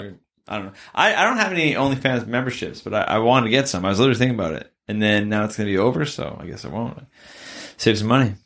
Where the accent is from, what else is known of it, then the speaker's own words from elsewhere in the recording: Canada; we're Canadian